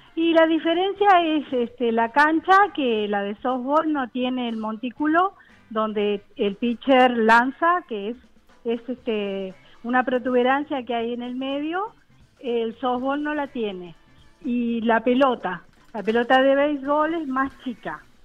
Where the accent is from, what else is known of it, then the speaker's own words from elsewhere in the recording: Montevideo, Uruguay; Yo soy uruguaya y vivo en el barrio Buceo